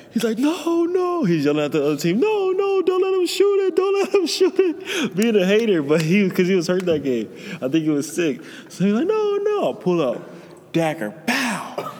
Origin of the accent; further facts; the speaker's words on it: Pasadena, California, United States; I'm from Pasadena